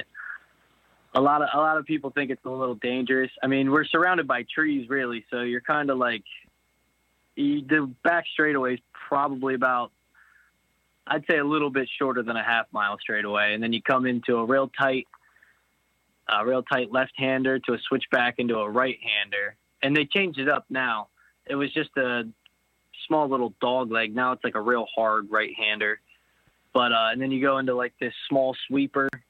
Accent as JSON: {"language": "English", "town": "East Earl", "region": "Pennsylvania", "country": "United States", "tie": "born or raised there", "said": "I grew up actually in a small town, East Earl, for the majority of my life"}